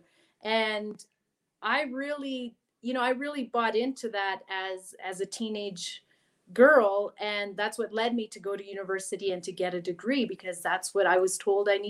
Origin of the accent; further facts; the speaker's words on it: Vancouver Island, British Columbia, Canada; English is a second language; also born or lived in Chile; I grew up on Vancouver Island